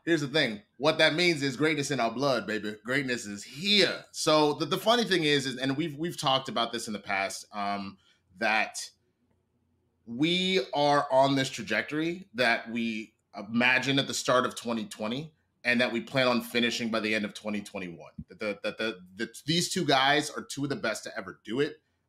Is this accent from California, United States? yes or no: yes; Los Angeles, California, United States; I'm from Los Angeles, California. I'm 6'2".